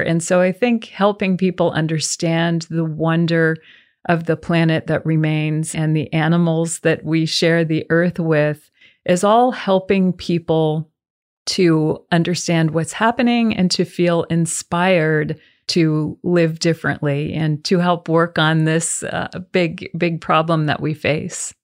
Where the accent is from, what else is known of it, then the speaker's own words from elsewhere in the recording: the South, United States; We are from the South